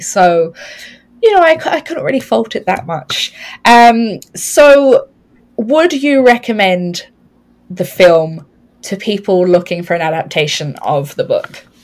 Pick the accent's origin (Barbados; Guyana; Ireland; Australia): Ireland; us being Irish